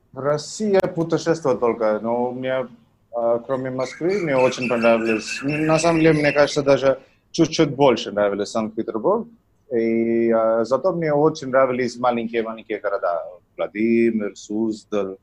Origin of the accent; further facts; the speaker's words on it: Tamil Nadu, India; first language Tamil; Russian is a second language; also born or lived in Russia; Я из Индии, город, но я живу в двух городах, а, либо в Ченнай, либо в Мадурае. Угу. Вот. Это Южная Индия, штат называется Тамильнаду